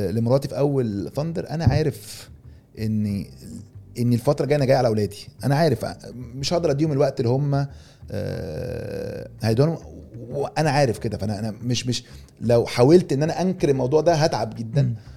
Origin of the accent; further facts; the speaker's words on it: Egypt; احنا من مصر بس كلنا ك ك كمصريين ننتمي الى الوطن العربي